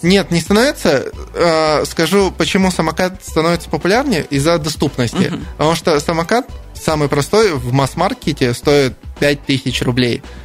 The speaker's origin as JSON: {"language": "Russian", "town": "Novokuznetsk", "region": "Kemerovo Oblast", "country": "Russia", "tie": "born or raised there", "moved": "yes", "lives_now": "Krasnoyarsk, Russia", "said": "Я сам родился в Новокузнецке"}